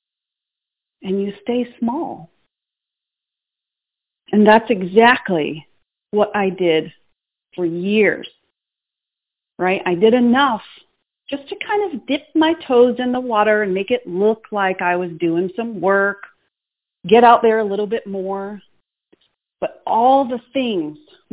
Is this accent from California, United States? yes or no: no; Boston, Massachusetts, United States; moved away; I'm from Boston, Massachusetts. I'm still a city girl, even though I'm living in the country.